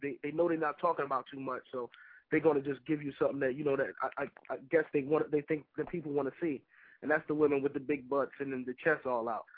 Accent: North New Jersey, United States; I'm from North New Jersey

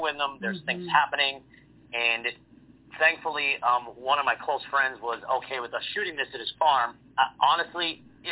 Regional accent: Pittsburgh, Pennsylvania, United States; also born or lived in Mount Pleasant, Pennsylvania; I'm from Pittsburgh, Pennsylvania. I live 45 minutes east of the city in a small town called Mount Pleasant.

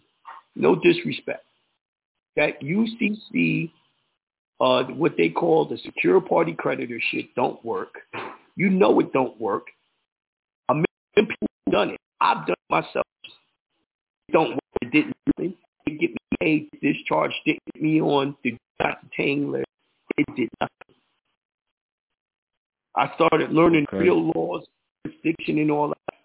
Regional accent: New York, United States; I'm from New York

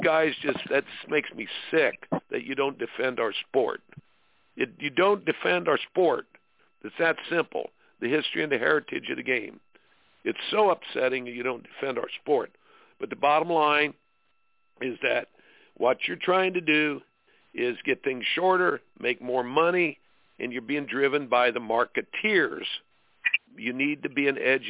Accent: Indiana, United States; I grew up in Indiana

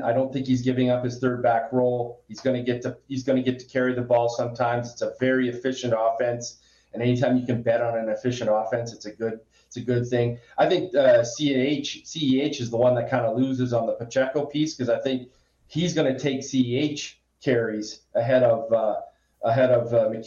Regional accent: Western Canada, Canada; I'm from Western Canada

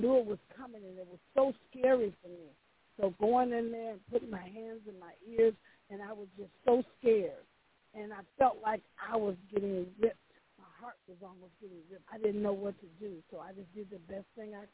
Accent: Milwaukee, Wisconsin, United States; also born or lived in Mississippi; now in Dallas, United States; I was actually born in Mississippi, but I grew up in Milwaukee, Wisconsin.

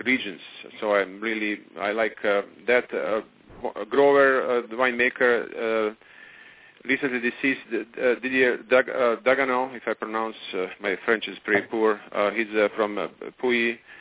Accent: Croatia; now in Napa, United States; I'm from Croatia

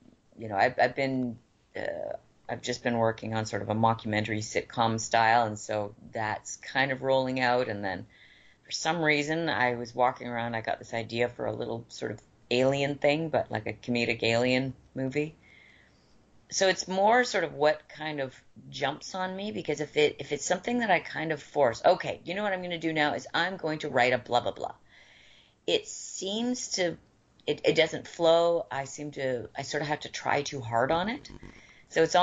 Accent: Vancouver, British Columbia, Canada; I'm from Vancouver

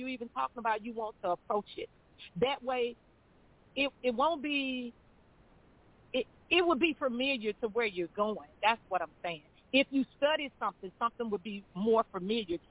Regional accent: Greenwood, Mississippi, United States; I'm from Greenwood. You know, Greenwood is my home.

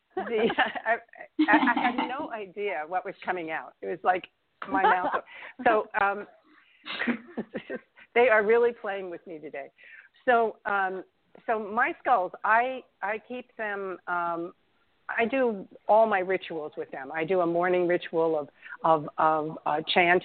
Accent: New York City, New York, United States; moved away; I'm a New Yorker. I was born in Manhattan.

